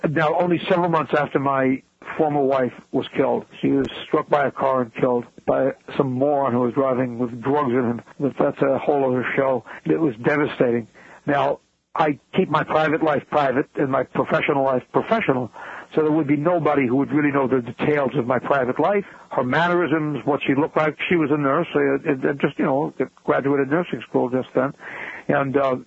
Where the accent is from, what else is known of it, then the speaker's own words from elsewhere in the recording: New York City, New York, United States; I was born and raised in New York City